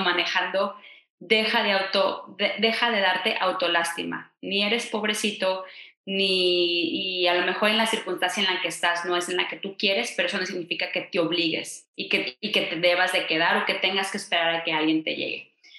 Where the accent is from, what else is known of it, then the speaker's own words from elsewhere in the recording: Mexico; En México decimos